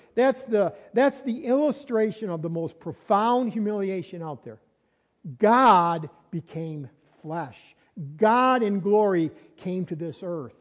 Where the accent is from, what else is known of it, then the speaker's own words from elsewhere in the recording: Fredonia, New York, United States; also born or lived in Dunkirk, New York; I was born in Dunkirk uh, Hospital, Brooks in, uh, in Dunkirk, New York. And then that's when I was a baby. And then I was a, a little child. I grew up on Seymour Street in Fredonia.